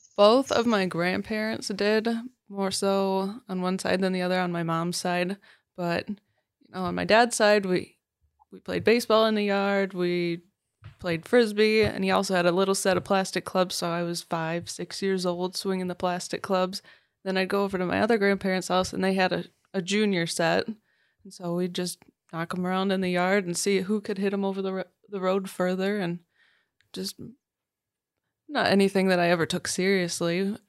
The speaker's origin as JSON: {"language": "English", "town": "Farwell", "region": "Michigan", "country": "United States", "tie": "born or raised there", "said": "I grew up in Farwell, went to Farwell High School"}